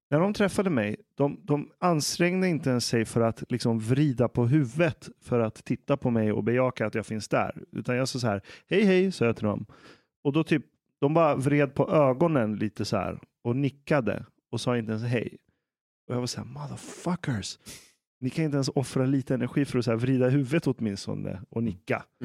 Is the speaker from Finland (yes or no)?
no; Iran; now in Sweden; Jag menar, jag som är, jag är fortfarande vit men jag är iranier.